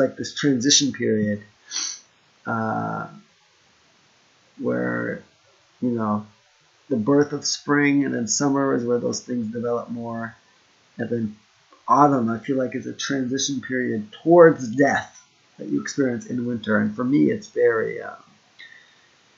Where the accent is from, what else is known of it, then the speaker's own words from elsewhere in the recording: Florida, United States; also born or lived in Hokkaido / Okinawa / Kyushu; now in Japan; I grew up in Florida